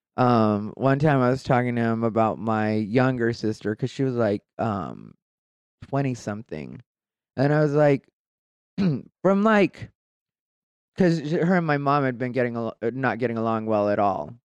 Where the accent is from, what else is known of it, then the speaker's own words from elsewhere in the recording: Casa Grande, Arizona, United States; also born or lived in Phoenix, Arizona; I grew up in Casa Grande, Arizona